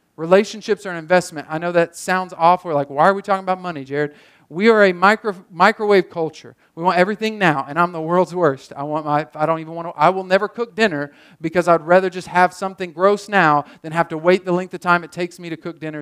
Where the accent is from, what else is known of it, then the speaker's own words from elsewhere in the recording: Muskogee, Oklahoma, United States; moved away as an adult; I love my hometown. I love this town